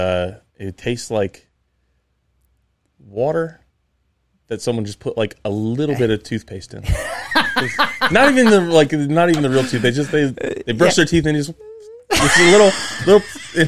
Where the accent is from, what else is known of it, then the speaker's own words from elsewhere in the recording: New Jersey, United States; I say beach. I'm from New Jersey